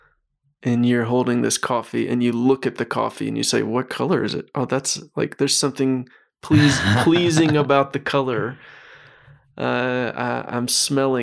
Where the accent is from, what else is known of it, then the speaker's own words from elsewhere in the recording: Mississippi, United States; I grew up in Mississippi.